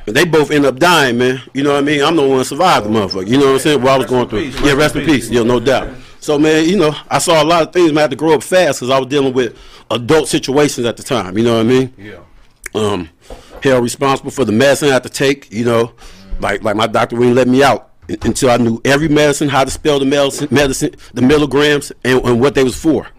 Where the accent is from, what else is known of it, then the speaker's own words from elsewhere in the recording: Moreno Valley, California, United States; I'm from Reno Valley, California. But I rep the whole IE